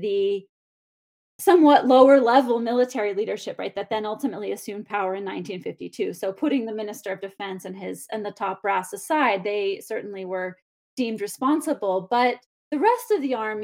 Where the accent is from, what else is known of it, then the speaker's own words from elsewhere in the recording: United States; I'm American and here in the United States